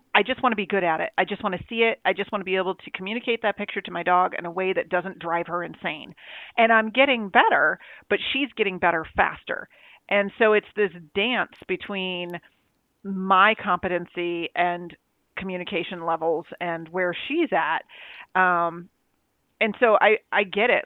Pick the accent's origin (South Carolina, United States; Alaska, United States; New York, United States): New York, United States; I'm from New York.